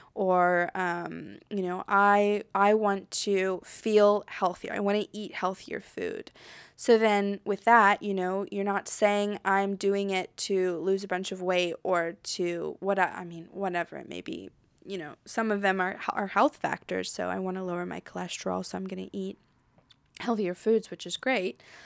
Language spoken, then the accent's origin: English; United States; moved away as an adult; now in France; I'm American and I grew up in America